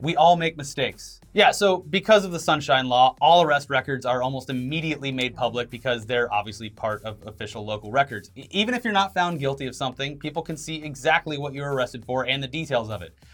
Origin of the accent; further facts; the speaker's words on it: Florida, United States; moved away; born and raised in Florida